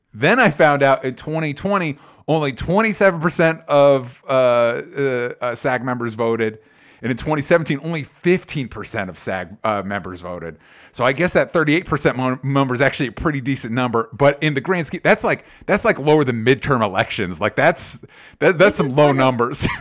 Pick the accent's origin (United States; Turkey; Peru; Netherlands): United States; Florida; somebody that grew up in Florida, not Miami, but I grew up in Florida